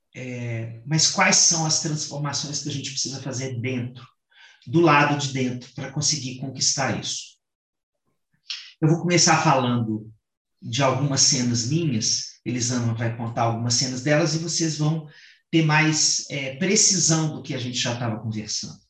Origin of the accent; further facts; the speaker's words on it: Sertão of Minas Gerais, Brazil; eu venho de uma família sertaneja, né, e que é, tem uma característica no sertão pelo menos no sertão mineiro, de onde eu venho